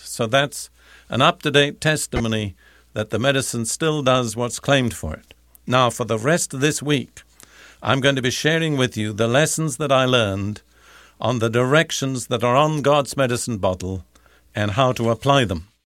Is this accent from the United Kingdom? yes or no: yes; United Kingdom; moved away; I'm British by background